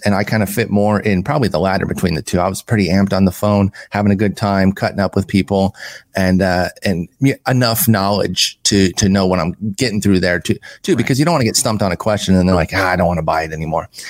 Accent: Allen Park, Michigan, United States; moved away; also born or lived in Harlingen, Texas; Grew up in Allen Park, Michigan, which is actually on the map now because that's where the Lions train.

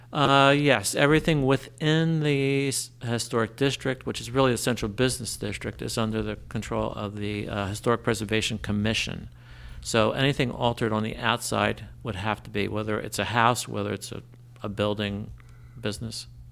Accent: Trenton, New Jersey, United States; also born or lived in New Brunswick, New Jersey; now in Lambertville, United States; I grew up in Trenton.

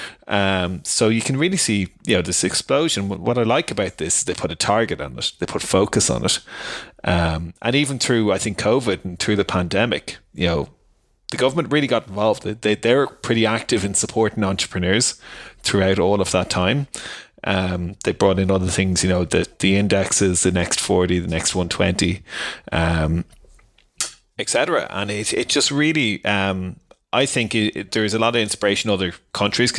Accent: Ireland; I'm an Irishman

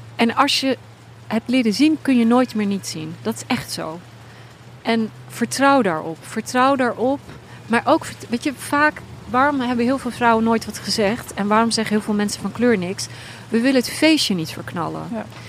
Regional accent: Netherlands; ik ben opgegroeid in Nederland

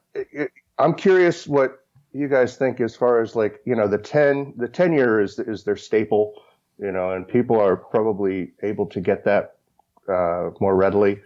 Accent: Kentucky, United States; I grew up in Kentucky, so I grew up as a bourbon drinker.

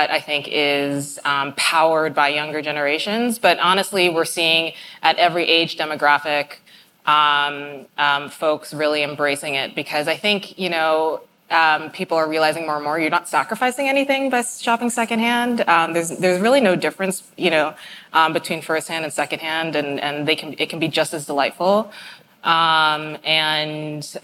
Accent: New York City, New York, United States; I grew up in New York City, and like every good New Yorker

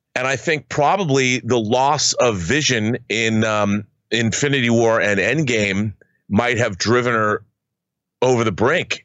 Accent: Washington, United States; in Washington State, in my home state

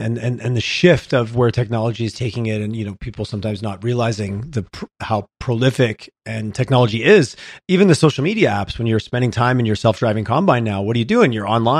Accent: Southern Quebec, Canada; now in Alberta, Canada; I grew up in Southern Quebec and large farming area in the Chattahoochee Valley, right up against the US border.

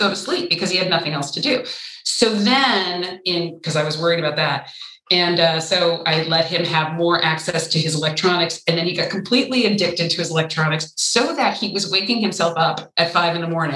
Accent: Ventura County, California, United States; I grew up in Ventura County, which is suburban at its most dense. I grew up on an avocado ranch

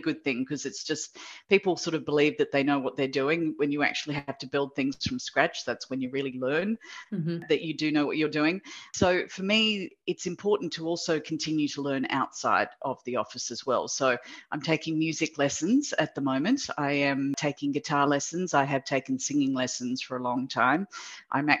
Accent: Sydney, New South Wales, Australia; moved away as an adult; also born or lived in Japan / United Kingdom; now in Singapore; I am originally from Sydney, but I have lived in Singapore now for 16 years

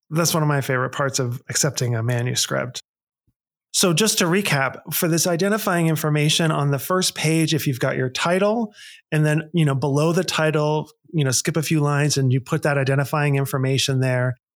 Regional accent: Pittsburgh, Pennsylvania, United States; moved away; I grew up in Pittsburgh, Pennsylvania, and we talk the way we talk

